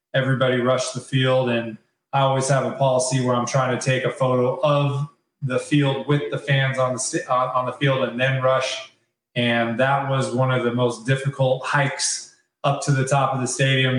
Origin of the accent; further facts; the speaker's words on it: California, United States; I'm from California